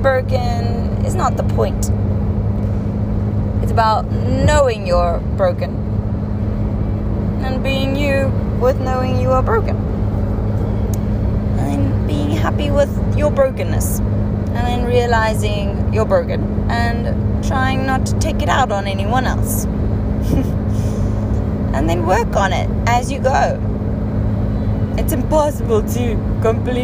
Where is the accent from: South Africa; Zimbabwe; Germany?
South Africa; first language Afrikaans; English is a second language; I'm not English. I'm not even sure I'm Afrikaans anymore